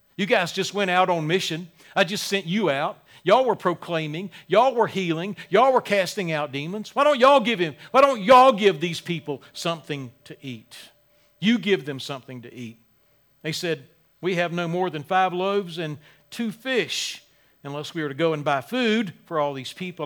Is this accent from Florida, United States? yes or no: no; Wilmington, North Carolina, United States; moved away; my hometown, Wilmington